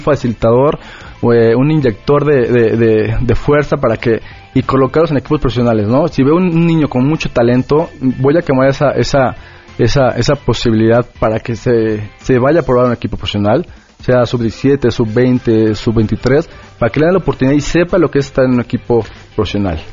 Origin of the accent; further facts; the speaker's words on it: Mexico; somos eh, mexicanos